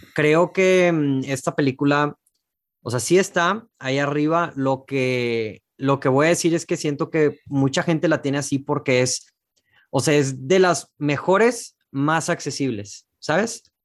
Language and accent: Spanish; Mexico; yo como mexicano